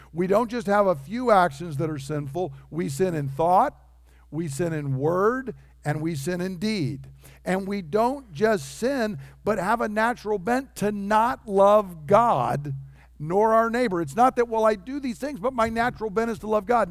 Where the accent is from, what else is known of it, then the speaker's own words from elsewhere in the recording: United States; I'm an American